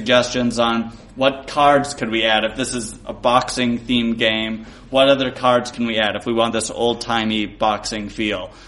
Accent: Milwaukee, Wisconsin, United States; also born or lived in Chicago; I grew up in Milwaukee until I was 18

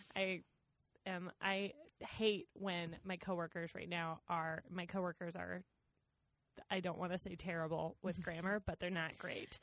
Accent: Rochester, Minnesota, United States; moved away; I grew up in Rochester, Minnesota, just like southeast Minnesota.

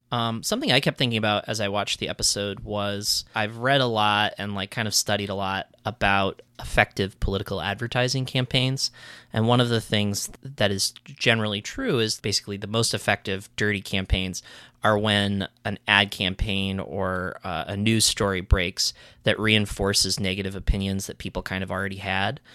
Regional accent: New England, United States; I grew up in New England

